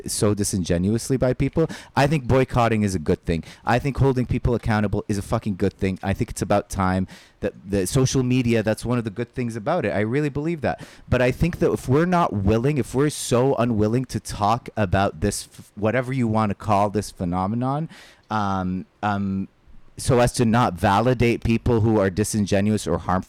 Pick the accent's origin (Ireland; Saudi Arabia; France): Saudi Arabia; moved away; I grew up in Saudi Arabia.